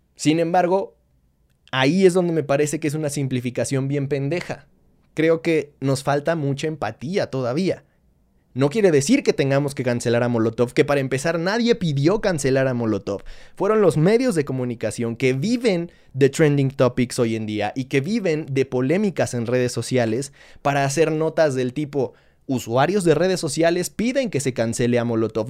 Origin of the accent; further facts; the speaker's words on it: Mexico; un contexto como el nuestro